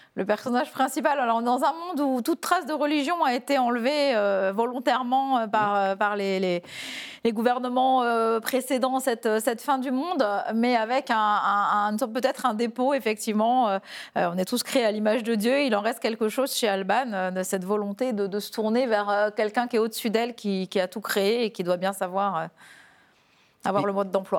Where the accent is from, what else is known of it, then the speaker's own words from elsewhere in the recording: Épernay, Grand Est, France; je suis tombée dans les petites bulles quand j'étais petite à Épernay